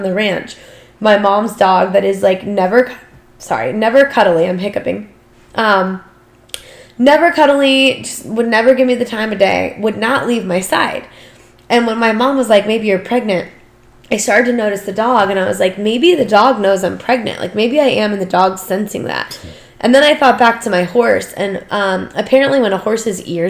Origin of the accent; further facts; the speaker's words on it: United States; we were as an American society